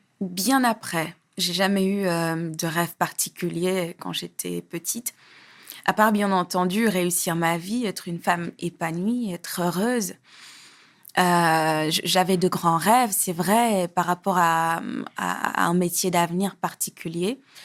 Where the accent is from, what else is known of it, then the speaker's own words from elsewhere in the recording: Senegal; also born or lived in Parcelles Assainies, Dakar, Senegal; J'ai, j'ai grandi à, à Hambourg, mais j'ai passé mes plus jeunes années au Parcelles Assainies, à Dakar